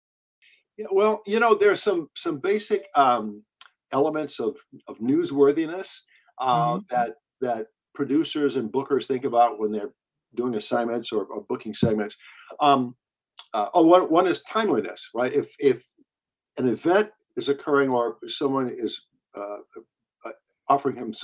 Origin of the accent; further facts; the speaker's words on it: Virginia, United States; the little rural hick town where I grew up in Virginia